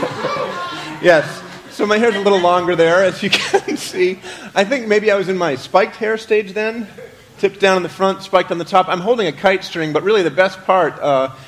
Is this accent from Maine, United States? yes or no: yes; Maine, United States; moved away; I was from Maine